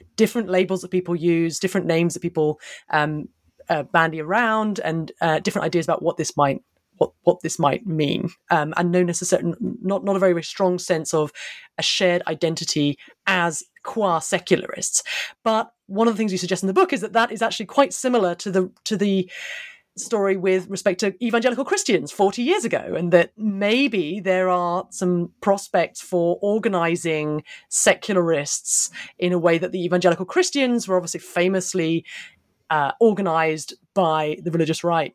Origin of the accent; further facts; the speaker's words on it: United Kingdom; I'm a Brit